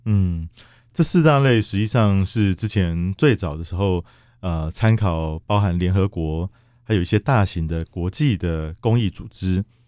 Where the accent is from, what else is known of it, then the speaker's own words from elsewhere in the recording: Kaohsiung, Taiwan; 我本身是高雄人啊